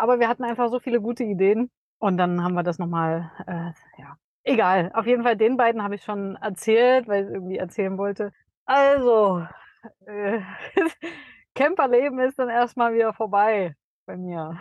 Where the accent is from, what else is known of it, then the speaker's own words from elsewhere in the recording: Dresden, Saxony, Germany; es ist auch Dresden genau richtig, weil das einfach meine Heimat ist